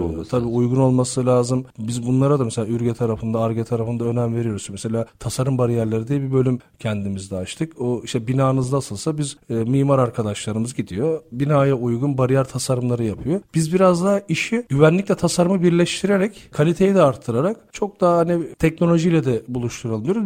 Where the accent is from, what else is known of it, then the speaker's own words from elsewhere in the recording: Turkey; biz Türk olarak olduğumuz için